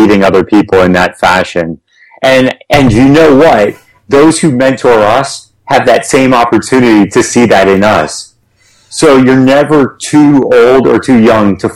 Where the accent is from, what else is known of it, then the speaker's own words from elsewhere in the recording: United States; we as Americans, and we especially as American entrepreneurs and leaders